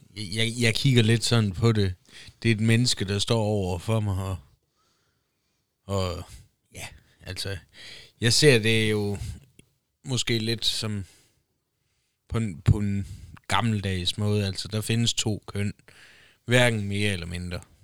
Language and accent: Danish; Denmark; Danmark, opvokset i Danmark. Dansk pas, dansk statsborgerskab. Indfødt dansker